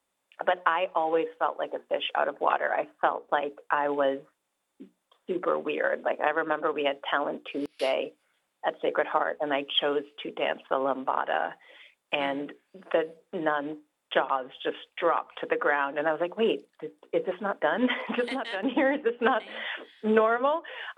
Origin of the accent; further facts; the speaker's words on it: New York, United States; also born or lived in London / Rio de Janeiro; Yeah, I think I grew up in New York and then London and then Rio, and then we moved back to New York.